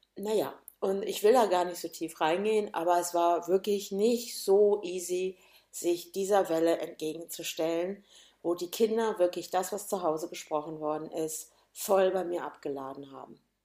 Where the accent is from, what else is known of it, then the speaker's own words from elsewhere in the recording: Gönnern, Hesse, Germany; also born or lived in Hannover, Lower Saxony; bin dann nach Gönnern, heißt übrigens dieser Ort, wo ich herkomme